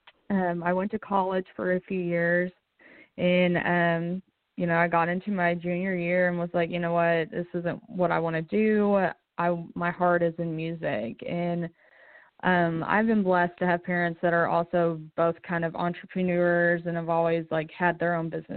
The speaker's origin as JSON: {"language": "English", "town": "Lexington", "region": "Kentucky", "country": "United States", "tie": "born or raised there", "moved": "as an adult", "lives_now": "Nashville, United States", "said": "I was born and raised in Lexington, Kentucky."}